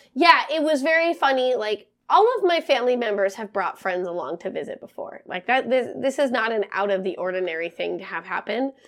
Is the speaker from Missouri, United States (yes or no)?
no; Montana, United States; moved away; the last day we were in my hometown